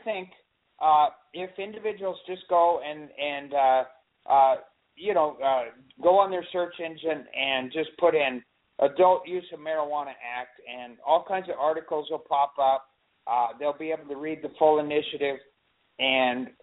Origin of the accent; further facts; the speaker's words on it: Olympia, Washington, United States; now in California, United States; I was born in Olympia, so I'm an official Washingtonian